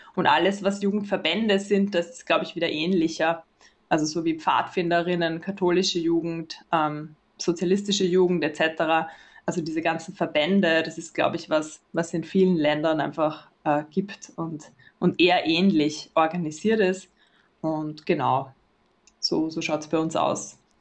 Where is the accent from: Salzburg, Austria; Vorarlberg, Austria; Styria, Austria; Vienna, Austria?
Vienna, Austria; ich bin aus Wien und ich arbeite dort